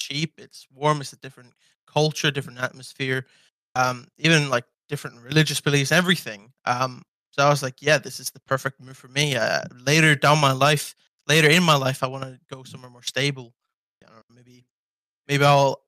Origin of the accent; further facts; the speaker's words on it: Iceland; moved away as an adult; I love Iceland. It's my home country